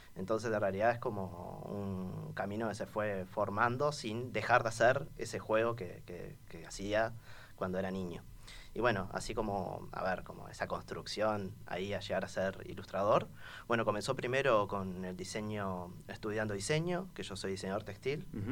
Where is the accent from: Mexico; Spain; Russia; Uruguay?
Uruguay; Montevideo; Soy montevideano, sí, soy. haber nacido en, cerca del estadio María Michelle de Lazaroff de Danubio, en Jardín del Hipódromo